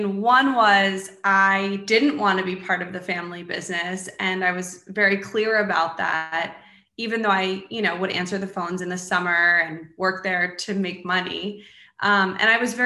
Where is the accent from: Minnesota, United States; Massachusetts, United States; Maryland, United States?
Maryland, United States; also born or lived in New York / Washington, D.C.; I grew up in Maryland and I still live in Maryland